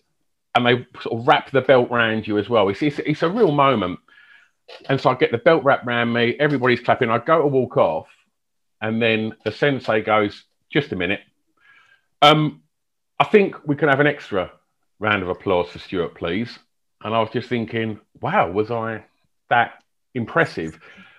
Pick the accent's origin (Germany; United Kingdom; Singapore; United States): United Kingdom; Essex, East of England; where I grew up in Essex is pretty rough.